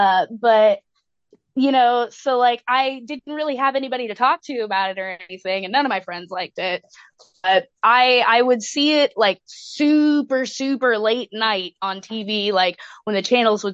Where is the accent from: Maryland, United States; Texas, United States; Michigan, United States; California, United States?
Texas, United States; Dallas; moved away as an adult; also born or lived in Atlanta; I am from Dallas.